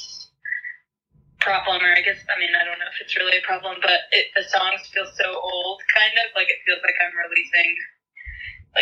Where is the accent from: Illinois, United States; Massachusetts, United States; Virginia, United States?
Virginia, United States; Charlottesville; I grew up in Virginia